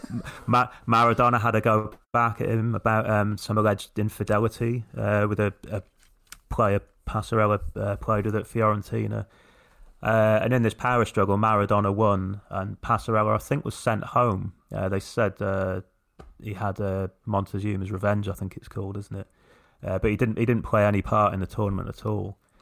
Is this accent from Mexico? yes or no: no; England, United Kingdom; as English people